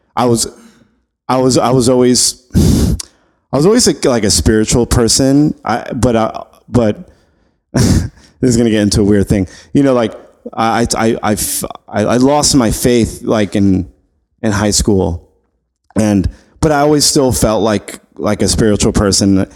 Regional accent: New York City, New York, United States; also born or lived in LaGrangeville, New York / Poughkeepsie, New York; I grew up in Flushing, Queens

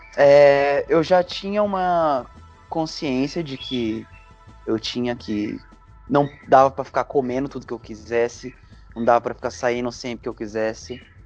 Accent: São José dos Campos, São Paulo, Brazil; moved away as an adult; also born or lived in Lavras, Minas Gerais; sou de São José dos Campos, São Paulo. Eu cresci nessa cidade

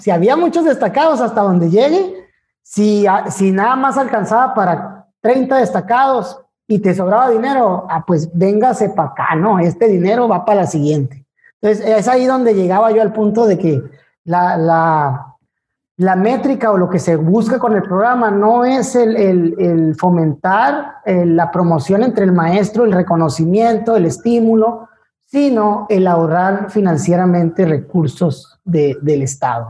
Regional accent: Ciudad Obregón, Sonora, Mexico; also born or lived in Hermosillo; yo soy de Ciudad Obregón

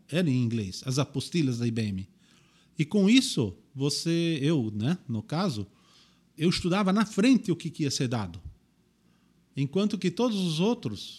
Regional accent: Indaial, Santa Catarina, Brazil; eu nasci em Indaial

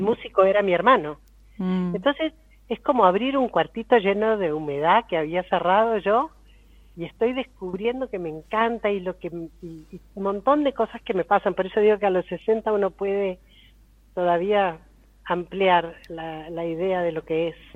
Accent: Argentina; yo soy argentina

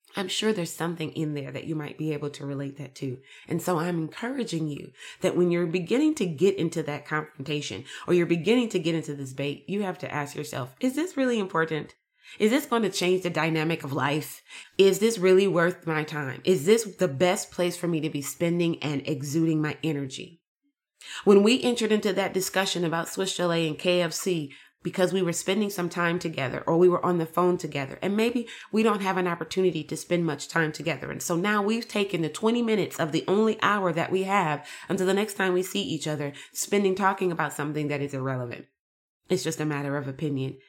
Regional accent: United States; I'm American

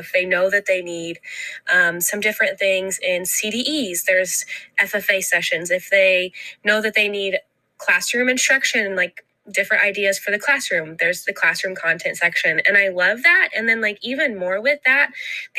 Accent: Ogilvie, Minnesota, United States; I am from Ogilvie, Minnesota

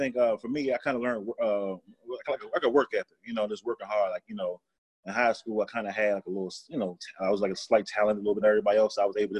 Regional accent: Oxon Hill, Maryland, United States; growing up in Oxon Hill, going to Oxon Hill Public School, I've never really been around, you know, Asians and whites like that.

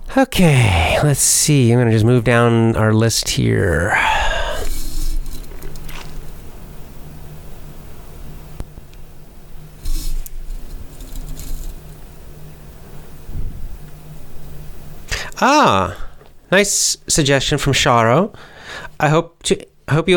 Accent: Georgia, United States; I'm from the United States of America. I'm American, specifically from the state of Georgia

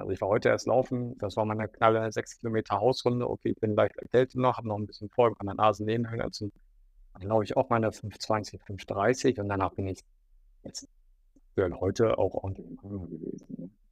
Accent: Düsseldorf, North Rhine-Westphalia, Germany; in meiner Heimatstadt äh, in Düsseldorf

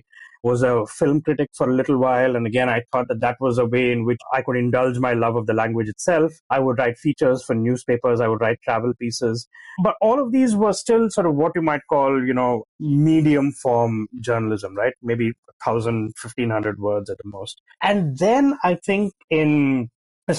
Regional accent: India; growing up in India in the 90s

